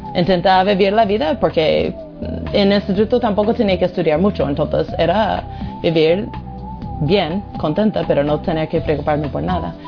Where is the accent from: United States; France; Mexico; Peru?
United States; moved away; soy de Estados Unidos